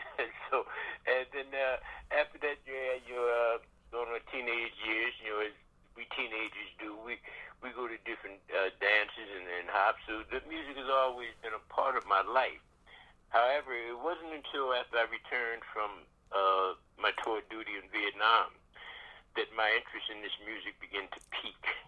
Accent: Philadelphia, Pennsylvania, United States; born and raised in Philadelphia

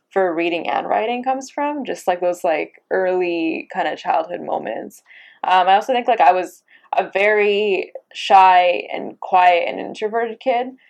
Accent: Abbotsford, British Columbia, Canada; I grew up in Abbotsford, BC. Um, you know, I was I was born and raised there

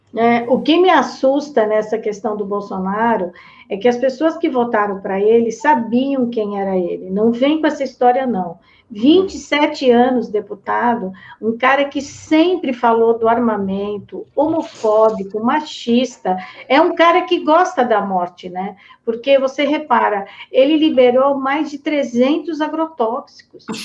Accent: Americana, São Paulo, Brazil; eu sou lá da cidade de Americana

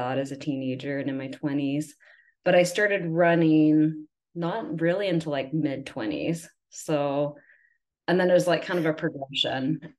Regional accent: Huntsville area, Northern Alabama, United States; accent: Southern; now in Utah, United States; I am from Alabama. Oh. So that's where I grew up.

